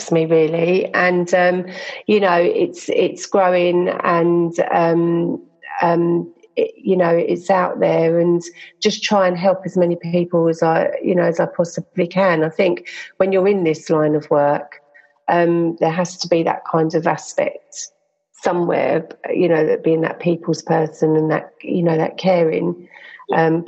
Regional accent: London, United Kingdom; I'm a Londoner, and I was born in South London, in Wandsworth

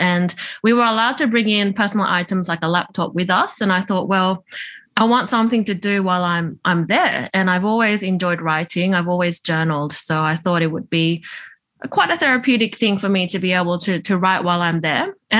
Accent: Tokyo, Japan; born there; I was born in Tokyo, which is where my mum's from.

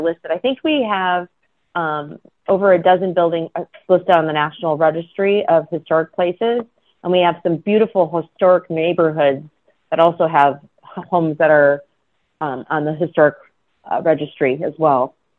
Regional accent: Wisconsin, United States; moved away as an adult; now in California, United States; I'm originally from the Midwest, and you see that mm. often in you know your communities, um, like in Wisconsin where I'm originally from

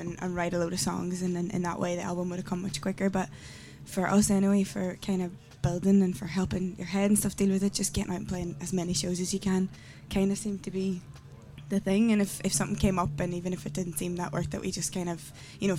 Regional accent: Derry, Northern Ireland, United Kingdom; moved away as an adult; now in Dublin, Ireland; So I'm from Derry

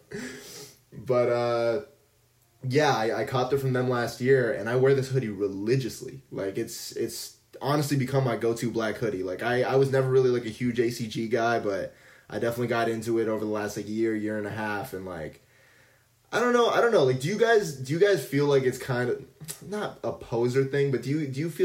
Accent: Vaughan, Ontario, Canada; I'm not from Toronto, but I guess Vaughan

